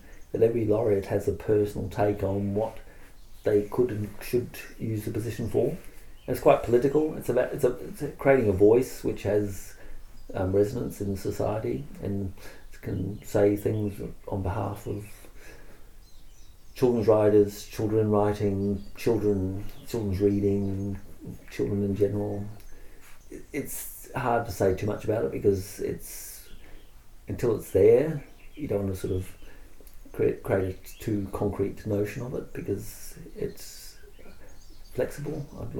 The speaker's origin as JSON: {"language": "English", "country": "Australia", "said": "And from my perspective, I'm Australian as well, which means I get Australian public lending right."}